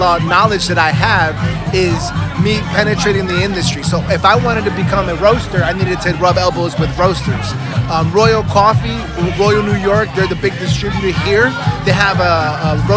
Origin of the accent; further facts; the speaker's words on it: Cali, Valle del Cauca, Colombia; moved away; I was born in Cali, Colombia in 1983